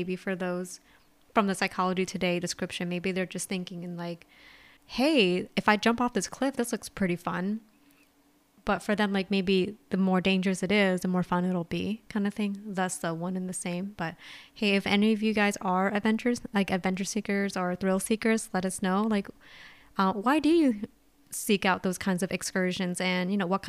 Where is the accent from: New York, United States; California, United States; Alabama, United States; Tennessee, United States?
California, United States; I'm a Californian.